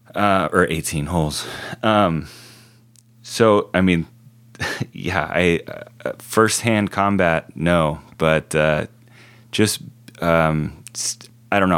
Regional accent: Oceanside, California, United States; we grew up in Oceanside

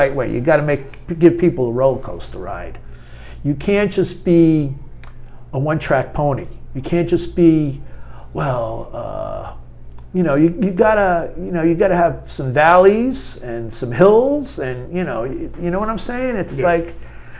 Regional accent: New York City, New York, United States; I was from Queens, you know, when I was a drug addict from Queens.

